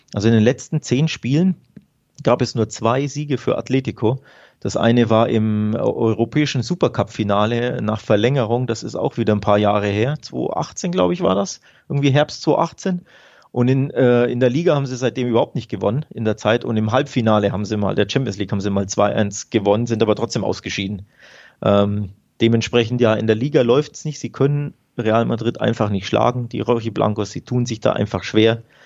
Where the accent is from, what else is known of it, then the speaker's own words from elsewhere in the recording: Nuremberg, Bavaria, Germany; ich komme ja aus Nürnberg